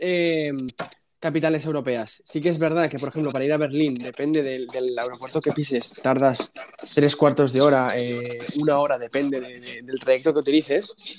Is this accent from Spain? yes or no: yes; Spain; yo nací aquí en España